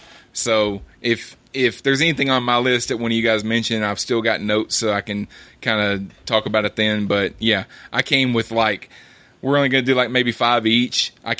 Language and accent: English; Alabama, United States; I said picking because I'm from Alabama.